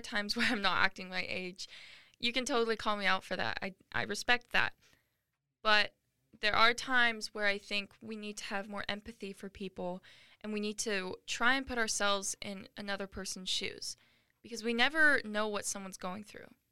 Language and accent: English; Washington, United States; moved away as an adult; also born or lived in Arizona; I am a 19 year old girl who was born and raised in Washington, but I now go to college in Arizona